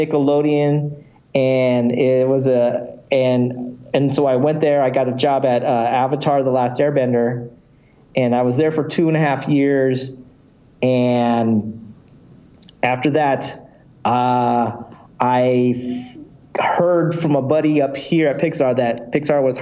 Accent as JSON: {"language": "English", "town": "San Diego", "region": "California", "country": "United States", "tie": "born or raised there", "also_born_or_lived": "Valencia, California", "said": "I was born and raised in San Diego"}